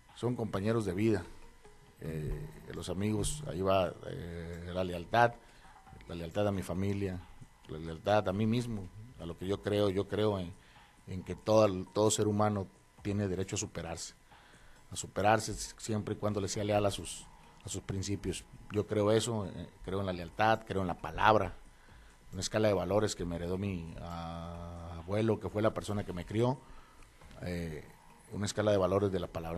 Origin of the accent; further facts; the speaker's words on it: Los Mochis, Sinaloa, Mexico; also born or lived in Mazatlán, Sinaloa; yo nací en Mazatlán, pero desde muy chico me trajeron acá los mochis